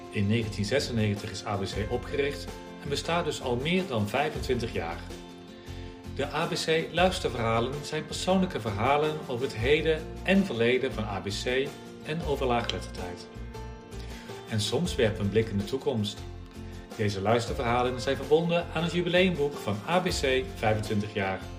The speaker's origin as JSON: {"language": "Dutch", "region": "North Brabant", "country": "Netherlands", "lives_now": "Rotterdam, Netherlands", "said": "En zelf kom ik uit Brabant ook. We komen uit dezelfde plaats, hè, Rikstel. Eh, en ik woon nu in Rotterdam. Dus eh, mijn zachte G ben ik wel een klein beetje kwijtgeraakt."}